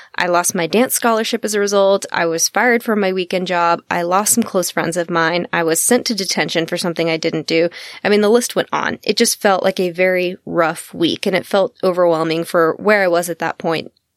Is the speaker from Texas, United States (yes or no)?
yes; Texas, United States; I'm from Texas. I am a Southern gal